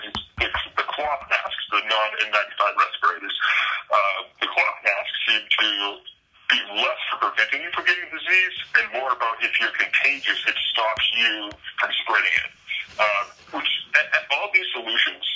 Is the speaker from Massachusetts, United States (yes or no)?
yes; Quincy, Massachusetts, United States; I'm from Quincy, Massachusetts